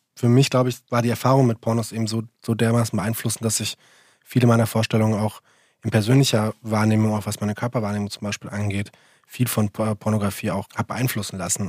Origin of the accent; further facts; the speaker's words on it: Central Hesse, Germany; ich komme aus Mittelhessen